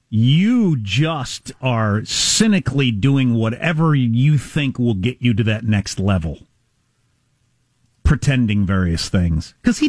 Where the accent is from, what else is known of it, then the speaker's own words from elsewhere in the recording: Kansas, United States; moved away; and I'm from Kansas.